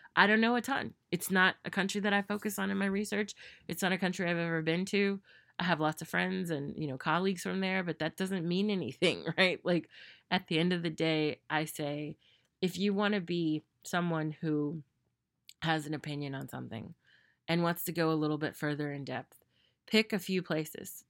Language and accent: English; United States; myself as an American